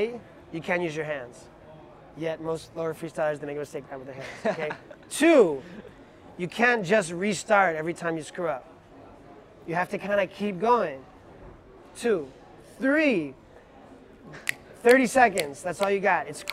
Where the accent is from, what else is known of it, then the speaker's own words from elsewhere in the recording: New York City, New York, United States; as a New Yorker